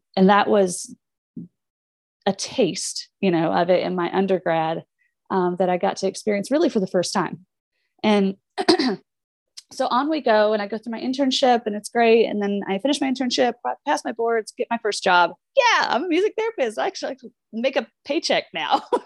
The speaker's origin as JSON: {"language": "English", "region": "Southern Indiana", "country": "United States", "also_born_or_lived": "Minneapolis, Minnesota", "said": "I am from Indiana, Southern Indiana. We are the south of the north"}